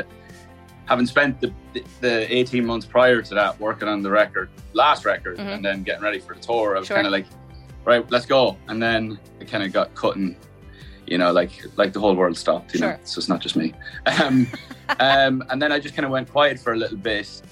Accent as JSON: {"language": "English", "country": "Ireland", "said": "being Irish, playing at home"}